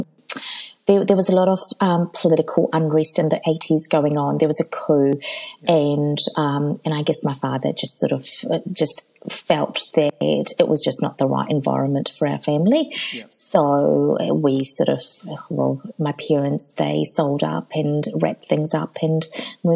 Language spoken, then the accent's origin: English; Auckland, New Zealand; also born or lived in Fiji; I grew up in South Auckland